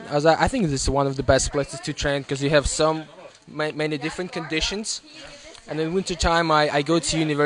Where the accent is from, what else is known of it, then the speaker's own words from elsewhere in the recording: Moscow, Russia; also born or lived in St. Petersburg; I'm from Moscow and I in St. Petersburg.